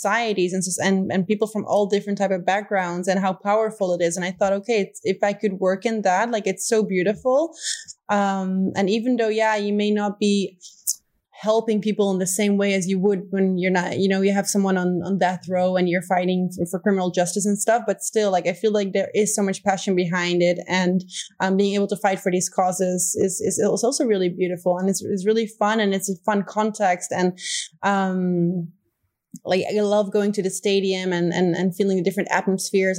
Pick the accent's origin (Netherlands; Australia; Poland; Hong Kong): Netherlands; first language Dutch; English is a second language; moved away as an adult; also born or lived in Rio de Janeiro, Brazil; now in Spain; Dutch is my native language.